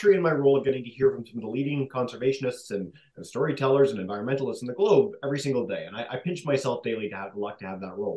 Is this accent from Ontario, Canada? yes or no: yes; Toronto, Ontario, Canada; moved away as an adult; now in Newfoundland and Labrador, Canada; I grew up in Toronto